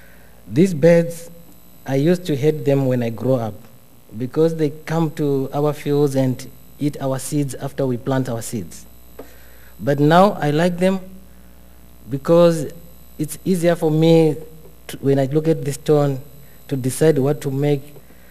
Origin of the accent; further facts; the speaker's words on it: Zimbabwe; I'm an artist from Zimbabwe.